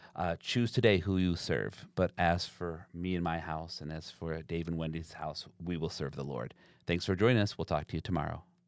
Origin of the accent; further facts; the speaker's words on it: Zeeland, Michigan, United States; I grew up in Zealand